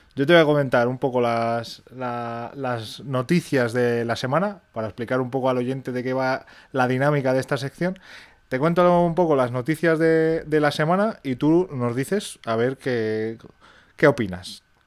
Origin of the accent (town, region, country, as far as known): Spain